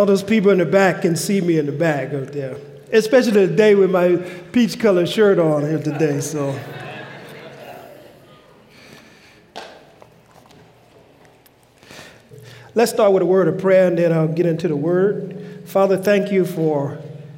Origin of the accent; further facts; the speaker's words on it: Louisiana, United States; now in Pacific Northwest, United States; I'm from the South, from Louisiana. And growing up in Louisiana